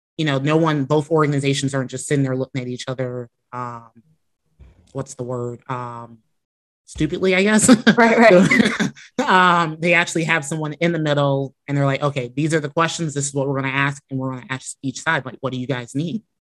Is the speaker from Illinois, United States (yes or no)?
yes; Chicago, Illinois, United States; now in Florida, United States; I grew up in Chicago